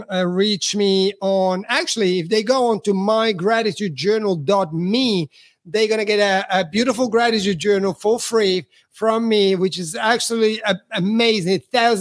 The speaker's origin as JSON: {"language": "English", "country": "Italy", "said": "Again, I'm from Italy, so I'm a foreigner here."}